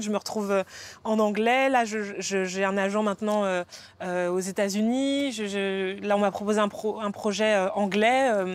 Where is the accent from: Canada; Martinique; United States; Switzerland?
Martinique; je suis martiniquaise